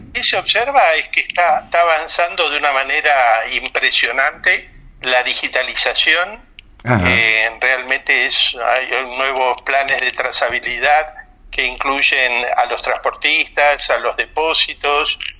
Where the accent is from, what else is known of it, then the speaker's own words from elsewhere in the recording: Argentina; now in Spain; también soy argentino